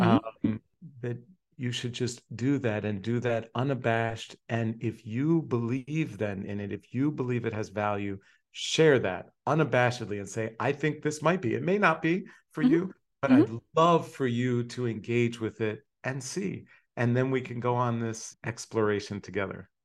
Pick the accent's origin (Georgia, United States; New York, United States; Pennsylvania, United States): Pennsylvania, United States; Hershey; when I was 10 years old, moved to Hershey. So I was growing up in Hershey, Pennsylvania